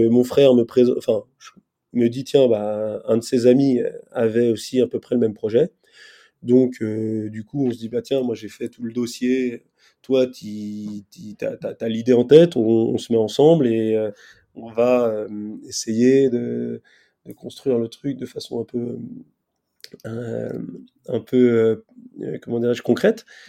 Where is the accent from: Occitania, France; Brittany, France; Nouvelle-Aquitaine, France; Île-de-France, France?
Île-de-France, France; Stains; je suis de Stan, en Seine-Saint-Denis